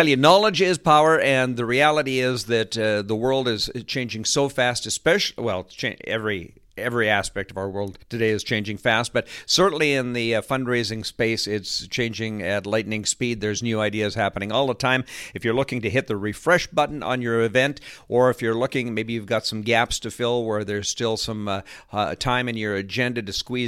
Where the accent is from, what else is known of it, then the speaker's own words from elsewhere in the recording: Canada; I'm a Canadian fundraising, professional fundraising auctioneer.